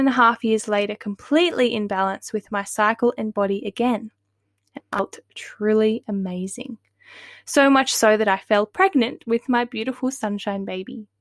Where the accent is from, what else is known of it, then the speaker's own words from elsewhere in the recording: northern New South Wales, Australia; I'm now living back in my hometown in northern New South Wales